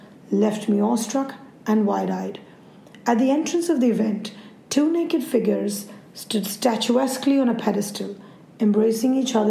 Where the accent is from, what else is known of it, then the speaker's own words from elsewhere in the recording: India; I'm an Indian journalist and photographer